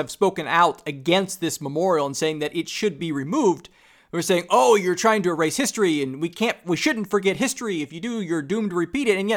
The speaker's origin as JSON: {"language": "English", "town": "Jefferson City", "region": "Missouri", "country": "United States", "tie": "born or raised there", "said": "my hometown where I live, in Jefferson City, Missouri."}